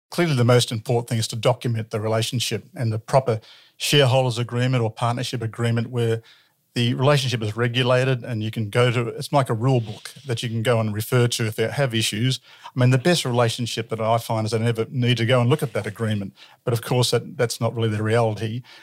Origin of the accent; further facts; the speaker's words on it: Ballarat, Victoria, Australia; born and bred in Ballarat